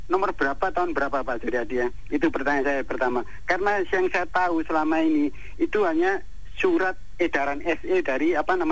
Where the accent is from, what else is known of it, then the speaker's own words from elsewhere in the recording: Surabaya, East Java, Indonesia; saya tetap di Surabaya saya lahir dan besar di Surabaya